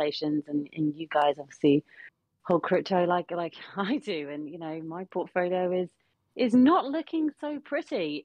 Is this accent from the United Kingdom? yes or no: yes; United Kingdom; as a British person